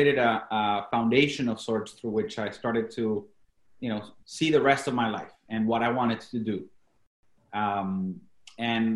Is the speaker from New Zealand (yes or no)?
no; Venezuela; first language Spanish; English is a second language; moved away; I was born and raised in Venezuela, obviously Latin America. I was raised in Spanish. That was my native tongue.